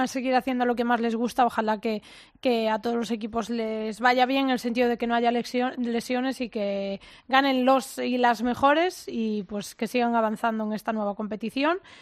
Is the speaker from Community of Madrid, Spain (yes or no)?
no; Ourense, Galicia, Spain; yo soy de Urense